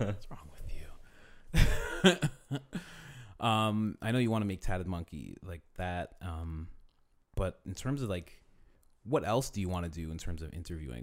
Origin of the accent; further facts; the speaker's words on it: Thornhill, Ontario, Canada; I'm from Thornhill